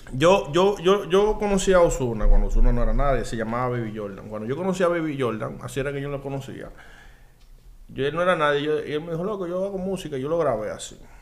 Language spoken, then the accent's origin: Spanish; Dominican Republic; Nosotros somos dominicanos